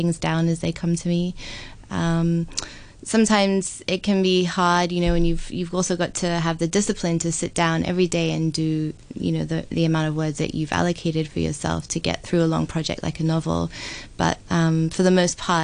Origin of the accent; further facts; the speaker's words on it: Hong Kong; moved away as an adult; also born or lived in London / Sydney; I actually was born and raised in Hong Kong, but I've spent 15 years abroad in both London and Sydney